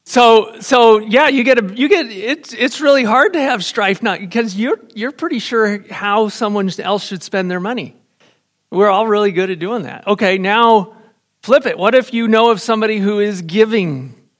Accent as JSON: {"language": "English", "country": "United States", "tie": "born or raised there", "said": "I was raised in America"}